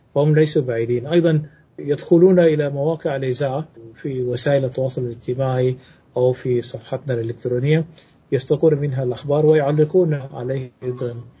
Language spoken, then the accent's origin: Arabic; South Sudan; وأنا سوداني من جنوب السودان